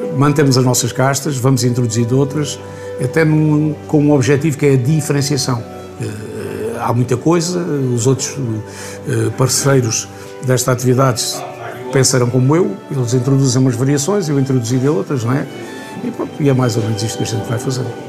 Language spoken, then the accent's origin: Portuguese; Vidigueira, Alentejo, Portugal; eu nasci na Herdade Grande